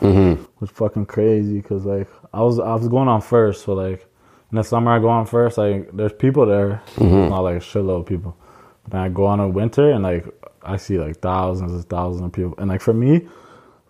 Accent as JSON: {"language": "English", "region": "East Coast", "country": "Canada", "tie": "born or raised there", "said": "growing up on the East Coast, like everything is just competitive all the time"}